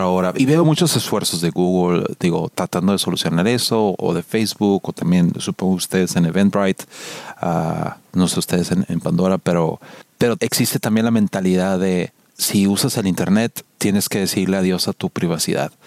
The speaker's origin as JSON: {"language": "Spanish", "country": "Mexico", "accent": "Mexican", "moved": "yes", "lives_now": "United States", "said": "hablando el inglés con el acento y que se notaba que era mexicano"}